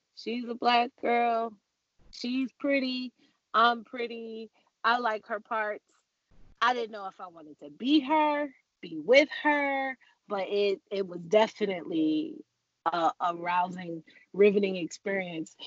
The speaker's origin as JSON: {"language": "English", "town": "New York City", "region": "New York", "country": "United States", "tie": "born or raised there", "moved": "yes", "lives_now": "Los Angeles, United States", "said": "on this New York soil in Jamaica, Queens, where we grew up"}